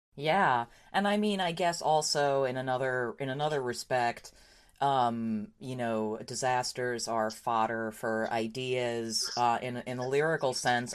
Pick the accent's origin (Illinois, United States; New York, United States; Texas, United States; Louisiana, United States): New York, United States; I grew up in New York